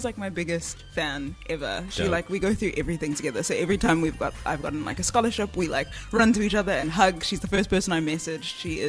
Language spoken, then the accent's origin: English; Johannesburg, Gauteng, South Africa; I'm from Joburg.